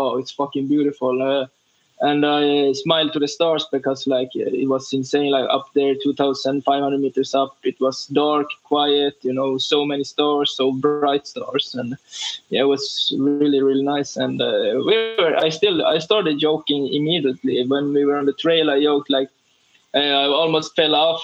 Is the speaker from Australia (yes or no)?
no; Sweden; we came from Sweden